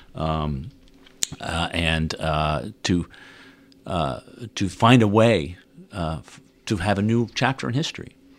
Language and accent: English; Netherlands; moved away as an adult; now in United States; I grew up in Holland, uh, Dutch parents